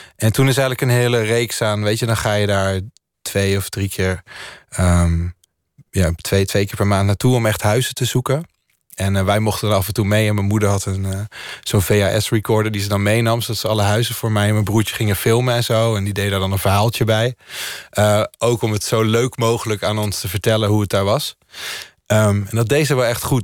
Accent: Landelsbygda, near Lillehammer, Innlandet, Norway; now in Netherlands; het dorpje waar ik opgroeide was... daar wonen volgens mij 50 of 60 mensen

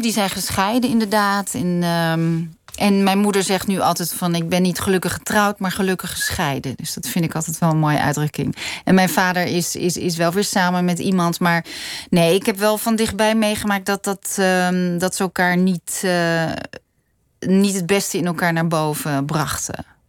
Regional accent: Noordwijk, South Holland, Netherlands; Ik ben in Noordwijk opgegroeid

